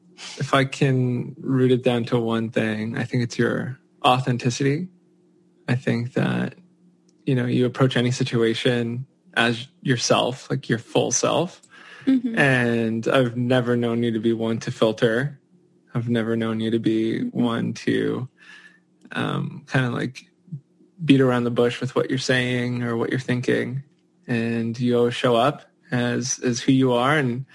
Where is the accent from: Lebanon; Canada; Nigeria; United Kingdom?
Canada; I'm from Canada, born and raised in Canada.